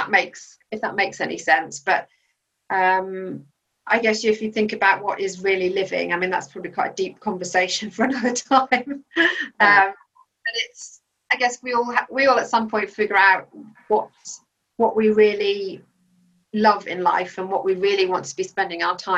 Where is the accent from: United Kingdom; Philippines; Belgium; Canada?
Belgium; I grew up in Belgium, and so we were very much a strong family unit in a country that we had no other family around us.